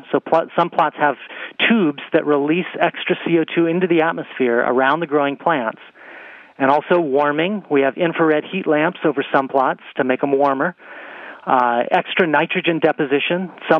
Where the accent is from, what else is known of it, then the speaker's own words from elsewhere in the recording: Arizona, United States; The Wallow Fire in my home state, Arizona, has burned over 450,000 acres.